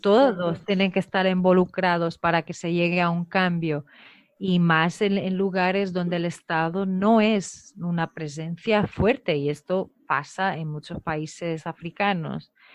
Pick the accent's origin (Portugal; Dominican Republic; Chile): Portugal; moved away; also born or lived in Guinea-Bissau; soy portuguesa